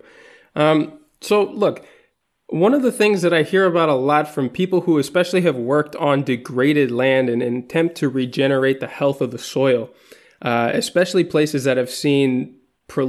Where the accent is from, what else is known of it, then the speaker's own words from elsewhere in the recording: Midwest, United States; now in Spain; I'm located now in Spain, even though I grew up in the Midwest mostly.